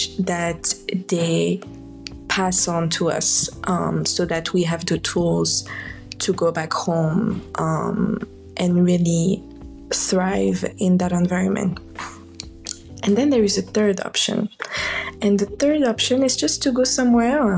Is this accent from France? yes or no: yes; France; moved away as an adult; now in United States; both my parents left Morocco to live in France, which is where I was born and where I lived a part of my life